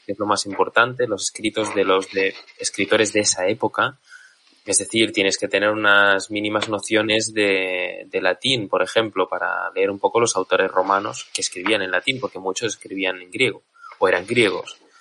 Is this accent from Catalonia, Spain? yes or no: yes; Catalonia, Spain; soy catalán